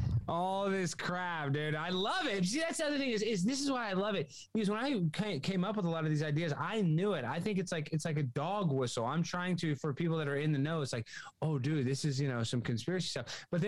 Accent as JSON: {"language": "English", "town": "Dallas", "region": "Texas", "country": "United States", "said": "Dallas, Texas."}